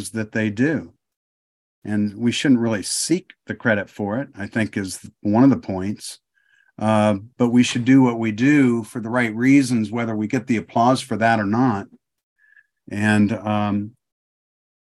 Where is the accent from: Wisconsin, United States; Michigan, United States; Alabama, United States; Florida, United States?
Michigan, United States; moved away as an adult; also born or lived in Ohio; now in Oklahoma, United States; I was born in Michigan. I was raised in Ohio and Michigan, back and forth quite a bit because of what my dad did